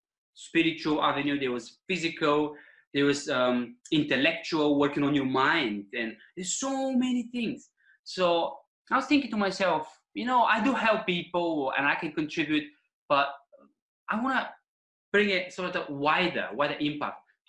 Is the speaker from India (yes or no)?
no; Bulgaria; English is a second language; moved away as an adult; now in Eastbourne, United Kingdom; as a boy, growing up in Bulgarian countryside